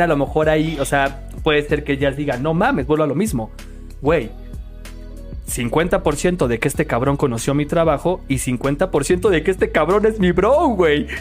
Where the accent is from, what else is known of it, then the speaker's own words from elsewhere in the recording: Mexico; como mexicanos